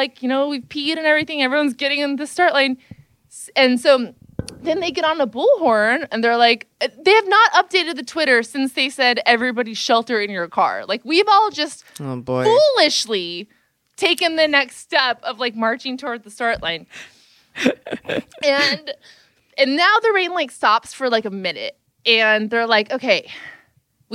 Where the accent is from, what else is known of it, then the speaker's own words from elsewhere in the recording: California, United States; I'm from California